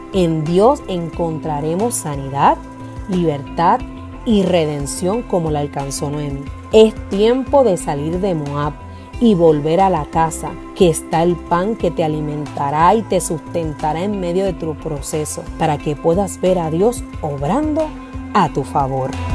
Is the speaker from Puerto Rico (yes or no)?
yes; Puerto Rico